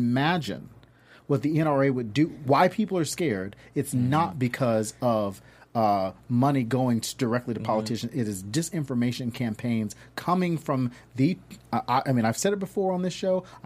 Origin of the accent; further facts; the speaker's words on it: the South, United States; I grew up in the South.